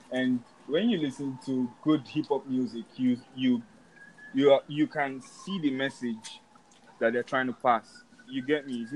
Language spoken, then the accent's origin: English; Nigeria; I make hip hop. I'm from Nigeria, and my sound is really what everyone in the world should be able to bump to.